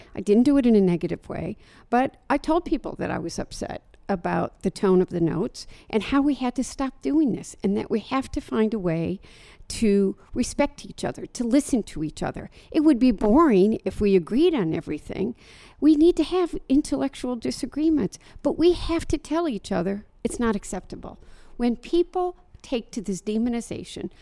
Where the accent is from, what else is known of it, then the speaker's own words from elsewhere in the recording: Dearborn, Michigan, United States; I live in Dearborn, Michigan. It's my hometown